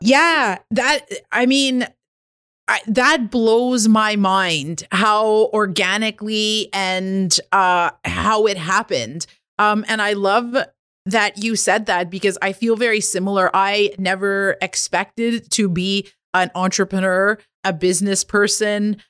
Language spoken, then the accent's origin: English; Kitigan Zibi Anishinabeg, Quebec, Canada; I'm an entrepreneur from Kittagon, Zebe, and Anishinaabe Bank